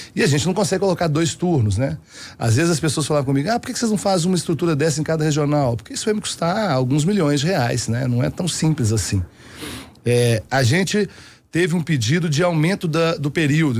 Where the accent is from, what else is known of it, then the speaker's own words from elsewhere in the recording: Belo Horizonte, Minas Gerais, Brazil; eu moro em Belo Horizonte desde quando eu nasci